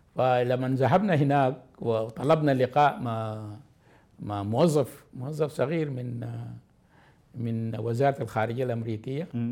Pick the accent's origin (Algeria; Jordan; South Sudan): South Sudan; مواطن من جنوب السودان